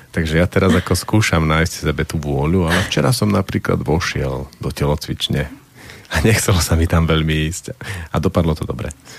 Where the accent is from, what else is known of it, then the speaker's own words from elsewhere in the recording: Slovakia; ja som strávil detstvo v Tatrách, v tých Tatranských horách a v tých zimách